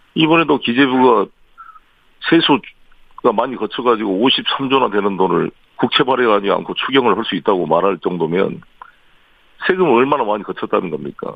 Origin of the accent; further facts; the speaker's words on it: Seoul, South Korea; 서울 토박이고